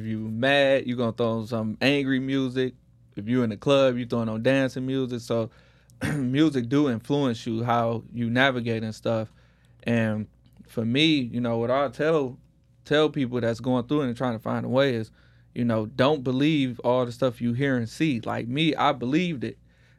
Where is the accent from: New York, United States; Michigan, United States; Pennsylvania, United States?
Michigan, United States; Detroit; now in Houston, United States; I come from Detroit. You know, I'm in Houston. What up, though? Come from Detroit, and come from gang culture.